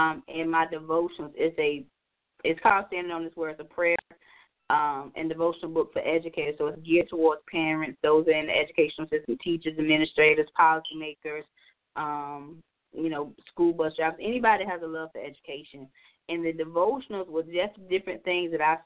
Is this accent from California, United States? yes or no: no; North Carolina, United States; now in Maryland, United States; I'm originally from North Carolina, and I live here now. I live in Maryland